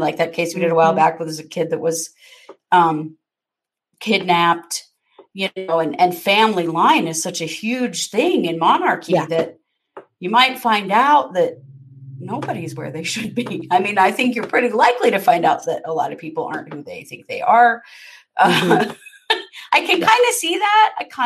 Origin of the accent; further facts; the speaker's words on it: United States; I'm an American